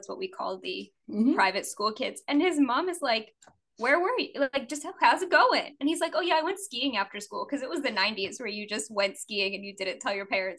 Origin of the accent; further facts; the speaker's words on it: New Orleans, Louisiana, United States; moved away as an adult; also born or lived in Washington, D.C.; I grew up in New Orleans.